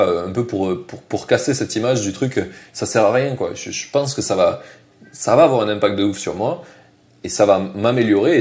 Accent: southern France, France; accent: southern; en français, j'ai un gros accent du sud.

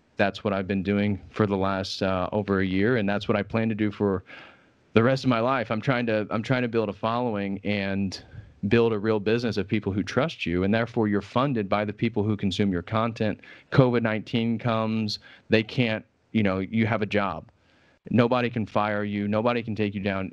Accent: Indiana, United States; moved away; also born or lived in Illinois; I grew up in Indiana, which is a fairly conservative state in the United States.

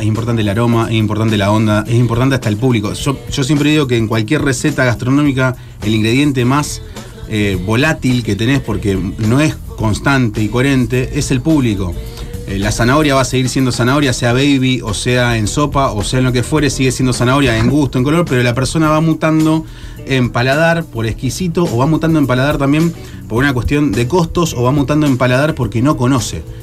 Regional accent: Argentina; a mí como argentino

